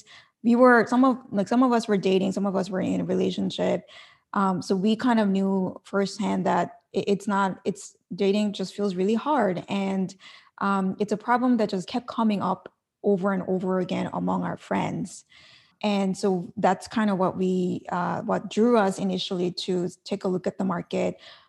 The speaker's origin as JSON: {"language": "English", "country": "South Korea", "said": "Like in Korea, and I'm from Korea, and there's an expression called like, you know, you're 98% happy, but there's like 2% missing in your life."}